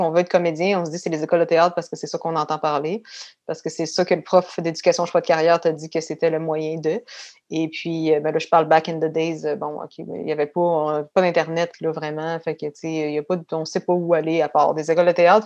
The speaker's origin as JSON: {"language": "French", "town": "Quebec City", "region": "Quebec", "country": "Canada", "tie": "born or raised there", "also_born_or_lived": "Paris, France / England", "said": "Je suis née à Québec et j'ai grandi principalement à Beauport communément appelé Beauport Beach"}